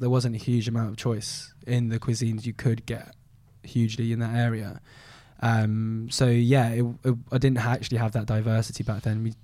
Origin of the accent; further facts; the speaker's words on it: Malaysia; Being Chinese Malaysian, Malaysians very protective over their foods and the way they eat them and the national dishes.